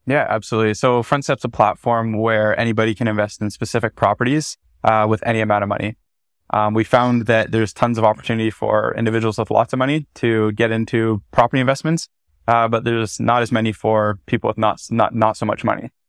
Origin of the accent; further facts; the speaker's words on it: Bracebridge, Ontario, Canada; moved away as an adult; also born or lived in Ottawa; I grew up in Muskoka, Ontario. Mm-hmm. So uh, specifically in Bracebridge, a super small town